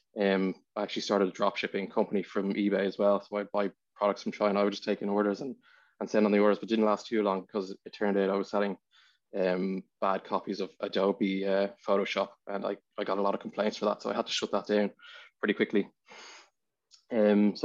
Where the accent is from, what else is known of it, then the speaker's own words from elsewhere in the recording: Dublin, Leinster, Ireland; I was born in Dublin, born in Glenacurie. I didn't spend too long there